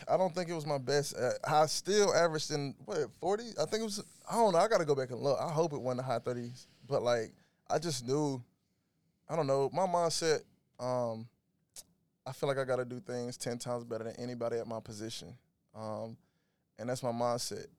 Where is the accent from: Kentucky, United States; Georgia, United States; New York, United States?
Georgia, United States; Macon; moved away as an adult; also born or lived in Oakland; I'm originally from Macon, Georgia. Uh, was raised, born and raised there